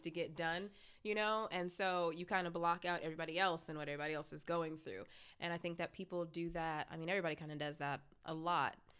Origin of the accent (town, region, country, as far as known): Lansing, Michigan, United States; born or raised there; moved away